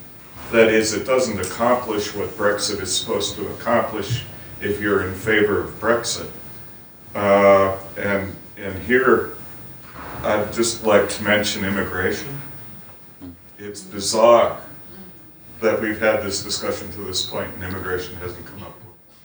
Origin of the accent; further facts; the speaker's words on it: United States; now in Ireland; as an American who lives in Ireland and has dual citizenship